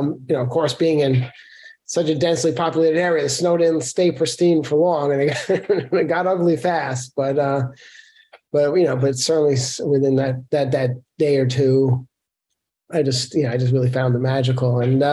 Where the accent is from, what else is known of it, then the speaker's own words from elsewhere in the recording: New York City, New York, United States; I grew up in Brooklyn, New York, not known for as a particularly snowy place